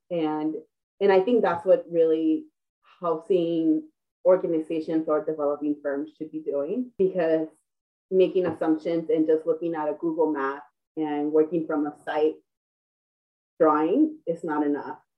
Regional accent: Los Angeles, California, United States; born or raised there

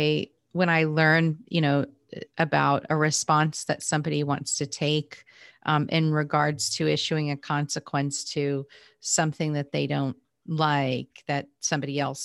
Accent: United States; Growing up in the United States

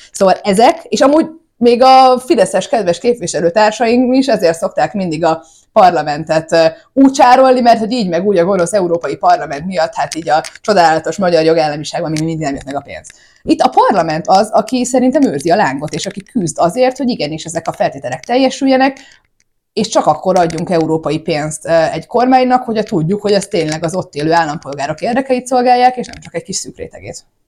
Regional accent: Hungary; nekünk magyaroknak

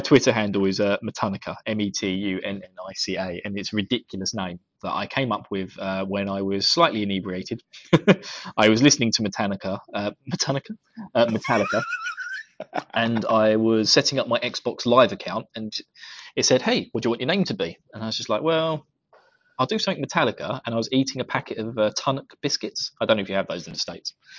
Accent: United Kingdom; accent: British; my British accent

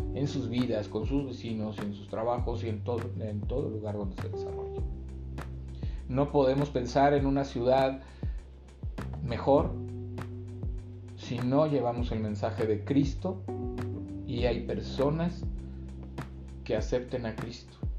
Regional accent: Mexico City, Mexico; moved away as an adult; now in Guadalajara, Mexico; yo no soy de, de De aquí de Guadalajara, yo soy de la Ciudad de México.

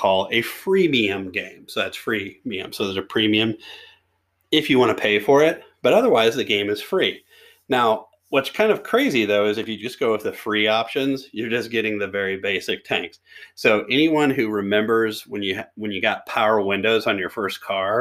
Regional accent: near Fort Knox, Kentucky, United States; when I was growing up, I was born right near Fort Knox.

